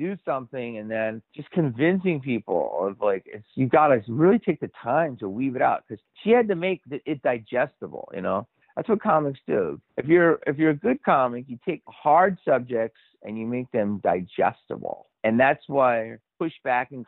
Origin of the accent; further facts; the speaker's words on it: Philadelphia, Pennsylvania, United States; I'm from Philly